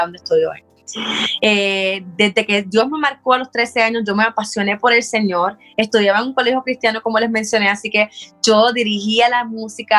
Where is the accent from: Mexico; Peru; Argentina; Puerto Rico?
Puerto Rico; moved away as an adult; estudié en un colegio cristiano en Puerto Rico